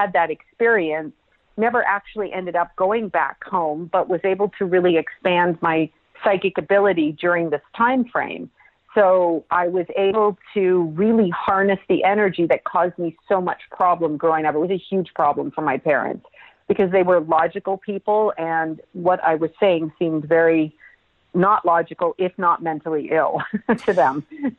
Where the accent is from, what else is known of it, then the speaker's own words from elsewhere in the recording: Toronto, Ontario, Canada; but yes, I was born in Toronto, Canada, which is my homeland, my home people.